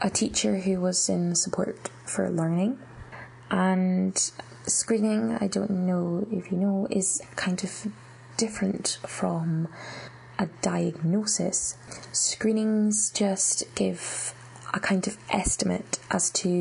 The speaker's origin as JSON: {"language": "English", "region": "Scotland", "country": "United Kingdom", "tie": "born or raised there", "said": "I was born in Scotland and I had been all my life, I had done all my education through the Scottish education system"}